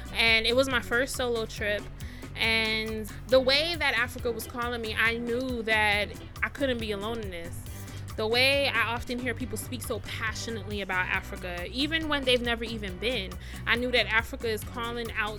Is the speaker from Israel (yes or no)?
no; Jamaica; also born or lived in United States; now in Ghana; I'm a 30-something year old Jamaican